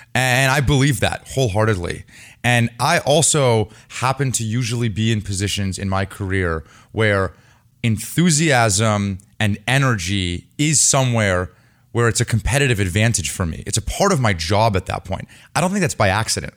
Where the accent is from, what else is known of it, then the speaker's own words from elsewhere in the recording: Bay Area, California, United States; I grew up in the Bay Area. I've lived in the city for the last ten years